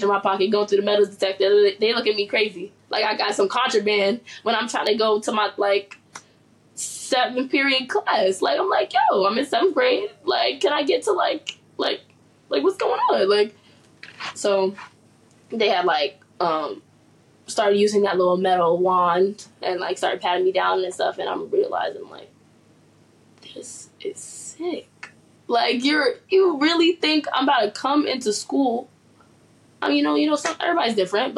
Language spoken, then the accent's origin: English; New York City, New York, United States; I'm a New York native, born and raised in Harlem